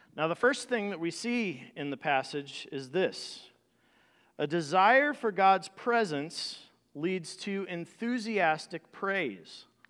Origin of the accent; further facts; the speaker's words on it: South Bend, Indiana, United States; Growing up in South Bend, Indiana